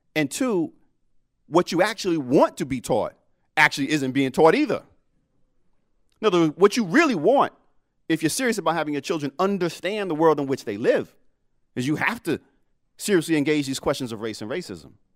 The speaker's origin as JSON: {"language": "English", "town": "New York City", "region": "New York", "country": "United States", "accent": "Brooklyn", "moved": "yes", "said": "the Brooklyn in me"}